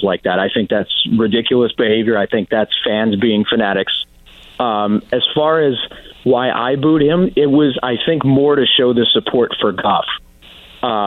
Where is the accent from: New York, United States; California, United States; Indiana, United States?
New York, United States; born and raised in New York